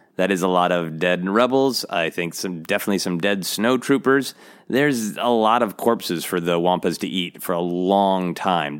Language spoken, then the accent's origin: English; Minnesota, United States; moved away; I am from Minnesota. I lived much of my life in Minnesota, where it gets very, very cold